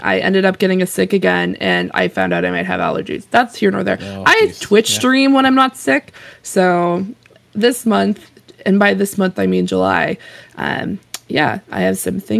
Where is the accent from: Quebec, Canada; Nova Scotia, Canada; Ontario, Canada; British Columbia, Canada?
Nova Scotia, Canada; Halifax; I am from Halifax, Nova Scotia. And for any of you who think, oh, she must live, like, right beside the North Pole, the answer is no. I'm probably in one of the most southern places in Canada.